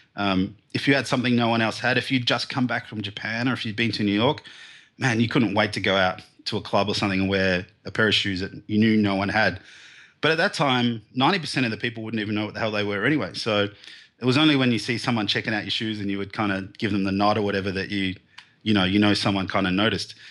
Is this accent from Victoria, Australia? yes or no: yes; Melbourne, Victoria, Australia; I grew up in the suburbs of Melbourne, here in, um, southern Australia.